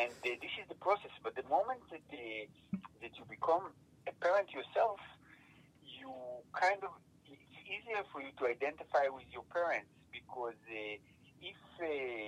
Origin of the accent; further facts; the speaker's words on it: Italy; I grew up in Italy, you know, in elementary school